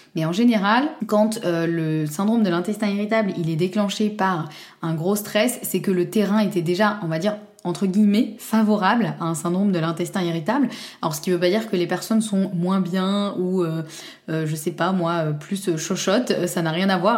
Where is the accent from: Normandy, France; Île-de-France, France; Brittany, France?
Normandy, France; je suis normande et fière de l'être